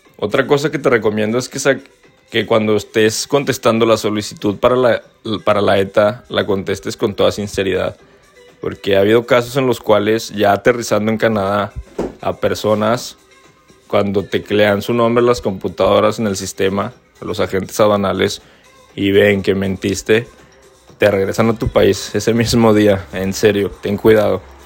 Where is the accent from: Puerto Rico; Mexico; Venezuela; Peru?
Mexico; Torreón, Coahuila; moved away as an adult; yo soy de Torreón